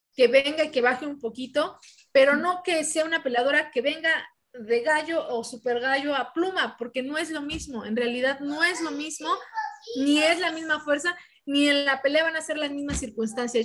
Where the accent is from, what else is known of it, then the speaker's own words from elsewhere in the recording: Mexico; las mexicanas